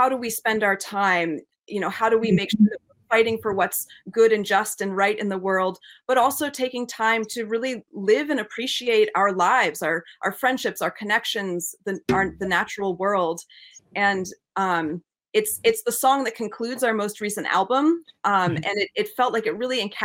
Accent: New England, United States; we grew up with English and American folk traditions growing up in New England

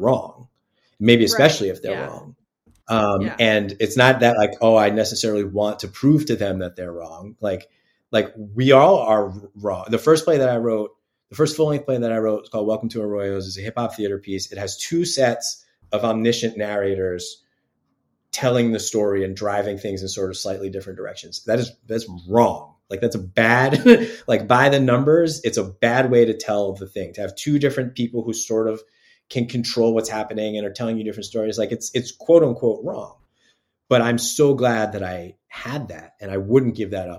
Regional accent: Yonkers, New York, United States; I'm from Yonkers, New York. My family's all from the Bronx

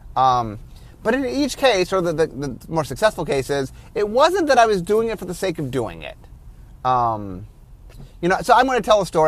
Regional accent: Cleveland, Ohio, United States; I grew up in Cleveland

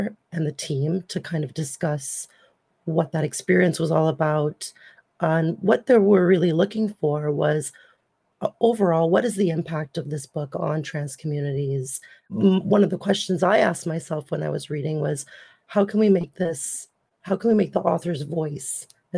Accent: Trinidad & Tobago; now in Ontario, Canada; I was born in Trinidad and Tobago in the late 80s and moved to Canada in the 90s. And I've been here for 25 years

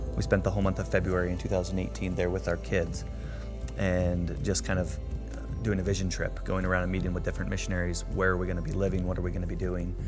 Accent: Greeley, Colorado, United States; I am from Greeley, Colorado. Currently work here as a physician assistant

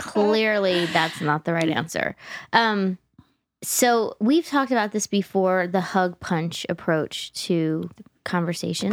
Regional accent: New Jersey, United States; growing up in Jersey

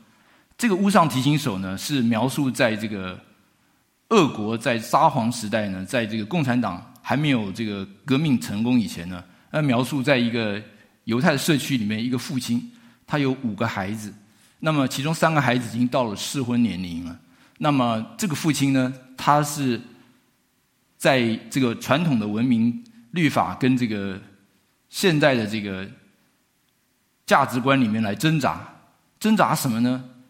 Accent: Taiwan; now in United States; 那我们从台湾来的，我们都知道哈，那个彭彭会宣教士哈

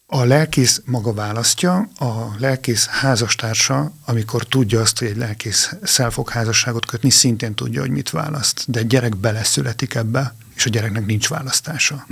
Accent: Transylvania, Arad County, Romania; moved away as an adult; now in Hungary; én Arad megyében egy kis faluban nőttem fel

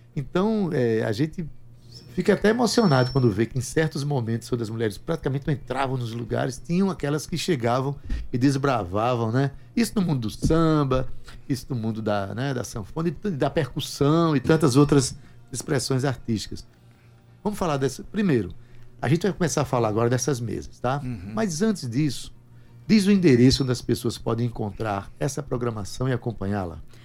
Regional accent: Itabaiana, Paraíba, Brazil; eu sou de Itabaiana, mas eu sou da terra, de Sivuca

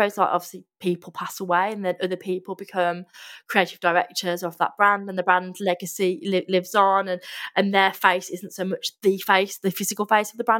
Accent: Midlands, United Kingdom; we're both from the Midlands

